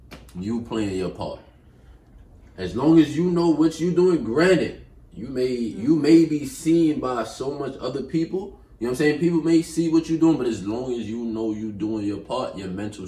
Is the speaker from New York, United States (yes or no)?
yes; New York, United States; I'll give you a how you doing and I'm out here. I'm from New York.